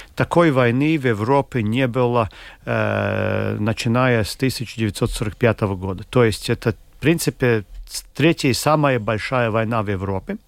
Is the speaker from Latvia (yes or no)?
yes; Latvia; мы из, там, из Латвии